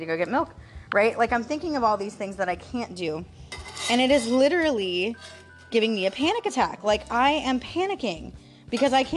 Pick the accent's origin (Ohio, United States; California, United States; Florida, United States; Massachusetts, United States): Florida, United States; St. Petersburg; I'm born and raised in Florida